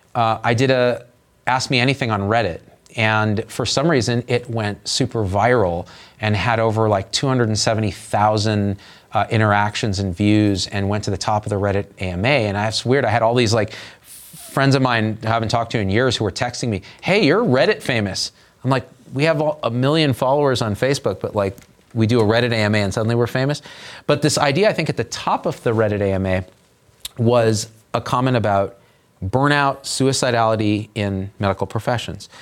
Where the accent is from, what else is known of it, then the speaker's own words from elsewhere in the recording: Central Valley of California, United States; I grew up in Central Valley of California, which was Little Armenia